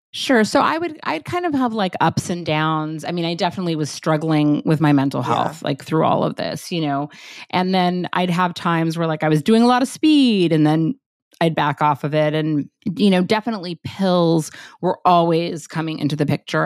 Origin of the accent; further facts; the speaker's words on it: Los Angeles, California, United States; I was born in Los Angeles, grew up there